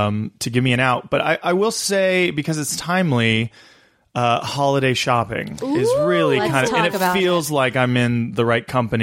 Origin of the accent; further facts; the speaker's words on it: Big Bear, California, United States; also born or lived in Culver City, California / Redondo Beach, California / Manhattan Beach, California; I grew up here in Southern California.